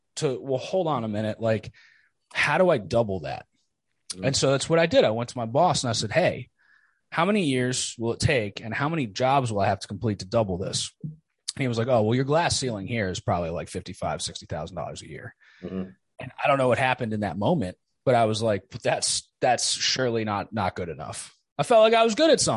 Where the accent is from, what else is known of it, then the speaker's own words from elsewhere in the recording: New Jersey, United States; I grew up in Jersey